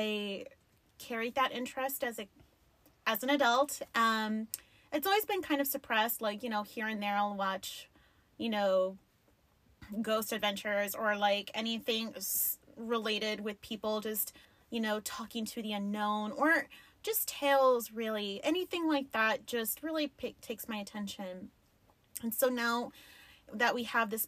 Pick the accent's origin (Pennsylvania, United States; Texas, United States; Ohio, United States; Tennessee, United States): Texas, United States; El Paso; I grew up in the Lower Valley. That shit's not fancy